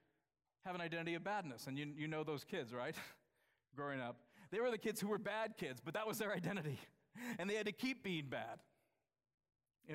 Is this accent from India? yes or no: no; United States; I'm from the United States